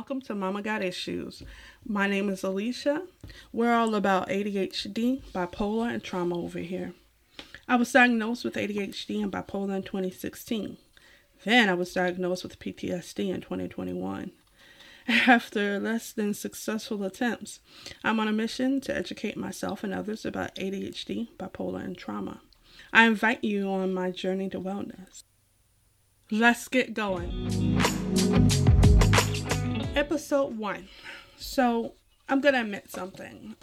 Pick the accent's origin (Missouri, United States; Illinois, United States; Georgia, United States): Georgia, United States; Savannah; moved away; I am a former Georgian, although once a Georgian, always a Georgian